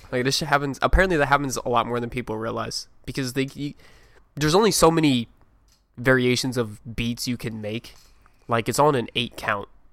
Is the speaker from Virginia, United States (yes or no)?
yes; Virginia, United States; me and Colin are from Virginia. We're both from Virginia.